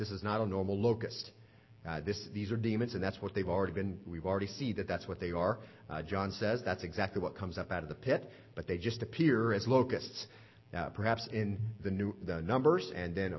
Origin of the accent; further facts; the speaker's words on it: Southwest, United States; now in Lynchburg, United States; I grew up out in the Southwest